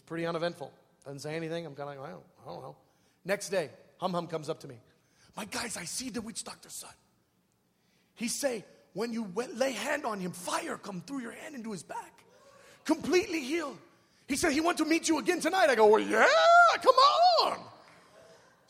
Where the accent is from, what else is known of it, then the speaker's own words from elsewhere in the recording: United States; I'm a missionary from America.